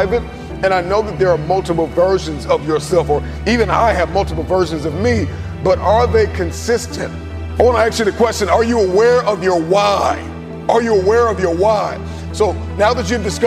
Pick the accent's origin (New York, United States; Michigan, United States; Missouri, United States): Michigan, United States; Detroit; I'm from Detroit